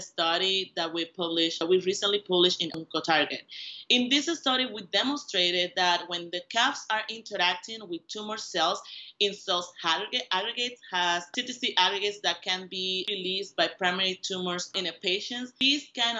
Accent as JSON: {"language": "English", "country": "Puerto Rico", "tie": "born or raised there", "moved": "as an adult", "said": "I was born and raised in Puerto Rico"}